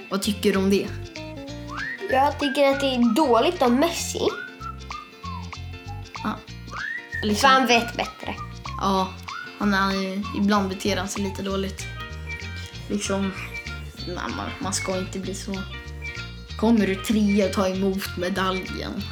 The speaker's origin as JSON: {"language": "Swedish", "country": "Sweden", "said": "Fast jag är svensk."}